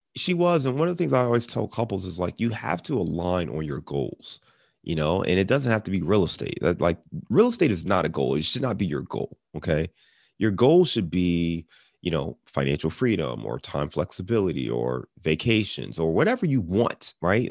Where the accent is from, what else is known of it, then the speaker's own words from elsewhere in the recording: Cleveland, Ohio, United States; now in Cincinnati, United States; I'm, I'm in Cincinnati now, and I'm from Cleveland